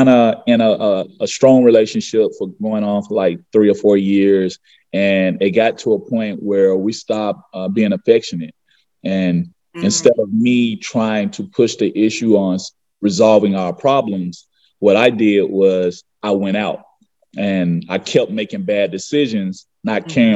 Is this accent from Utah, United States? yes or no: no; Memphis, Tennessee, United States; also born or lived in Arkansas; I'm from Memphis, Tennessee, South Memphis, Tennessee